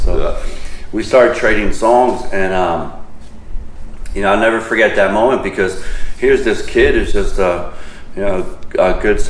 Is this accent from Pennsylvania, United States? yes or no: no; Avalon, New Jersey, United States; I met Jack through a surfing buddy that I grew up with in Avalon, New Jersey